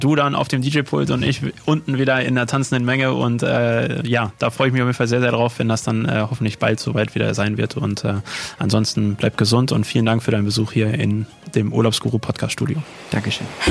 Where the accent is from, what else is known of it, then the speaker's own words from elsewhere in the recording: Unna, North Rhine-Westphalia, Germany; das Stadtfest in Unna aus meiner Heimatstadt